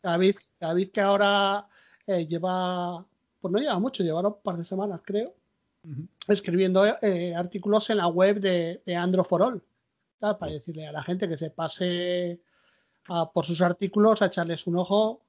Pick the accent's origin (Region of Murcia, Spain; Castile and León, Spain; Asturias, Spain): Asturias, Spain; a mí me gusta mucho mi tierra y la conozco mucho, porque yo anduve muchísimo por Asturias